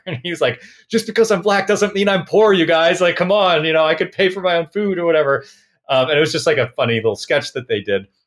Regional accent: Portland, Oregon, United States; I was born in Portland, Oregon

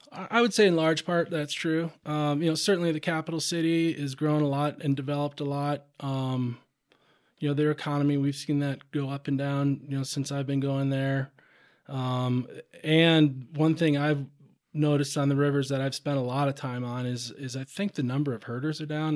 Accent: Rochester, Minnesota, United States; now in Montana, United States; I grew up, I grew up in Rochester, Minnesota, southeast Minnesota

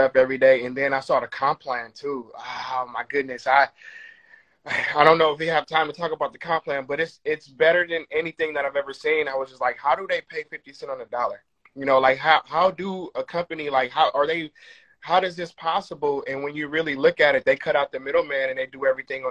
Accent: Oakland, California, United States; I grew up in Oakland

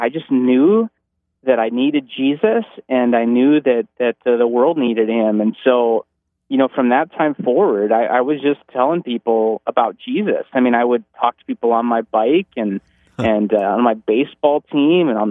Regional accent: North Dakota, United States; I'm from North Dakota

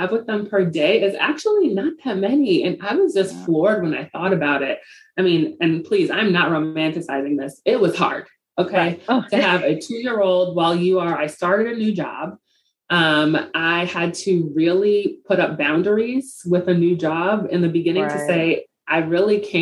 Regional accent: New York City, New York, United States; Growing up in the Bronx, I was a beneficiary of a lot of programs that helped inner city kids just see what's possible

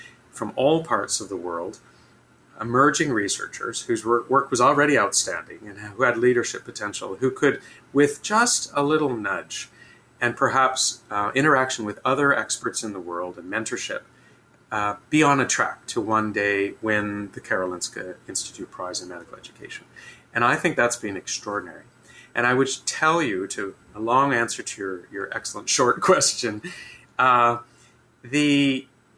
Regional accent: Canada; as a Canadian

